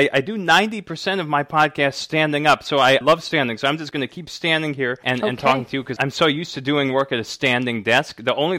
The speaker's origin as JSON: {"language": "English", "region": "New Hampshire", "country": "United States", "tie": "born or raised there", "moved": "yes", "lives_now": "New Orleans, United States"}